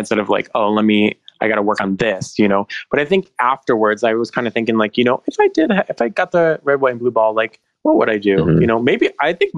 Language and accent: English; Michigan, United States; I'm from Michigan.